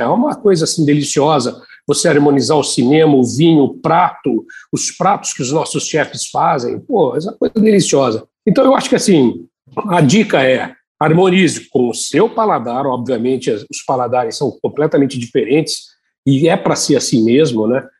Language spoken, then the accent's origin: Portuguese; Tupã, São Paulo, Brazil; Eu saía de Tupã, onde nasci, lá no interior de São Paulo, ia para São Paulo